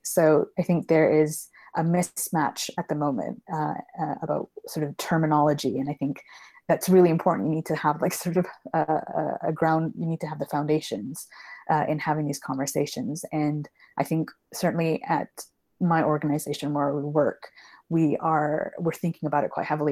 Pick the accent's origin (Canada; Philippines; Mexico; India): Canada; now in London, United Kingdom; I grew up in Canada, which is why I don't have a British accent, uh, and I currently live here now